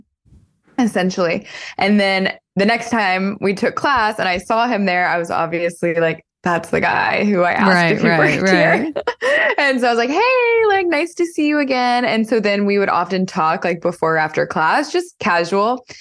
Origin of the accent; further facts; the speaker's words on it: Arizona, United States; also born or lived in San Francisco, United States; now in Austin, United States; I am 33 and I live in Austin, Texas, but I'm originally from Arizona.